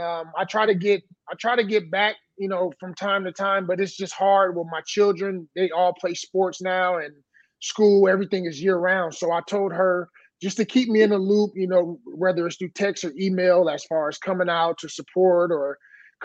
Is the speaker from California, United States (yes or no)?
yes; Oakland, California, United States; moved away as an adult; also born or lived in Hawaii / Miami; growing up in Oakland and seeing all the shit I saw